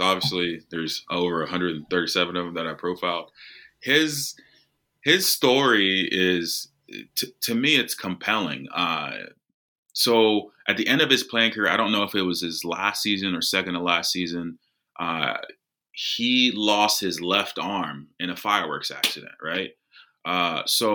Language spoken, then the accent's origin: English; United States; I'm American